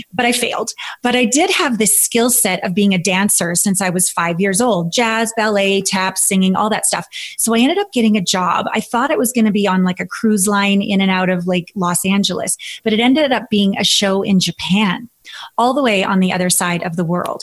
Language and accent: English; Canada; moved away as an adult; I'm from Canada, a small town Canadian girl